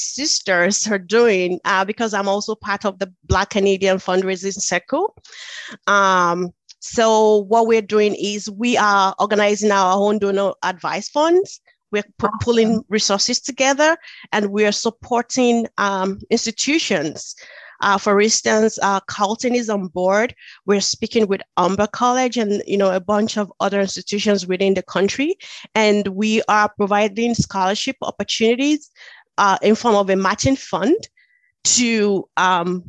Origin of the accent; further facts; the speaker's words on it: Nigeria; moved away; introducing myself as a Nigerian